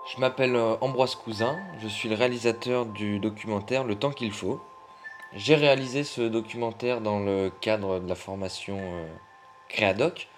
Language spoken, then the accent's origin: French; Burgundy, Mâconnais, Bourgogne-Franche-Comté, France; moi je suis originaire de, de Bourgogne, du Mâconnais, c'est une région viticole